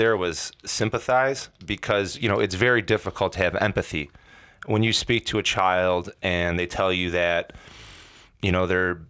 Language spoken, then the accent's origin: English; Hoffman Estates, Illinois, United States; We walked a similar path coming up as kids, suburban kids, right? I came from Hoffman.